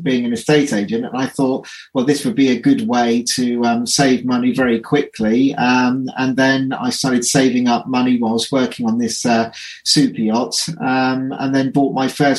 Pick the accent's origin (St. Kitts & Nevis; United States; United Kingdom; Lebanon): United Kingdom; Reading, South East England; moved away as an adult; now in Cornwall, United Kingdom; I came out back to Reading, my hometown where I'm from